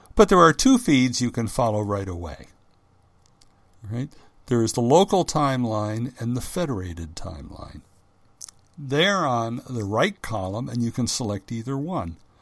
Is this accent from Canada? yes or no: no; United States; first language English; I'm an American